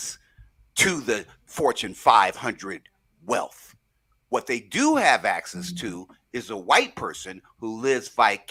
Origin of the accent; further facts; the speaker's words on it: Seattle, Washington, United States; I grew up in Seattle